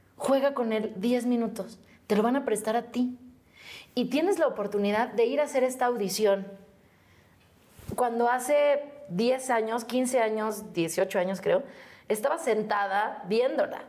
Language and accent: Spanish; Mexico City, Mexico; de aquí, de México. De Xochimilco.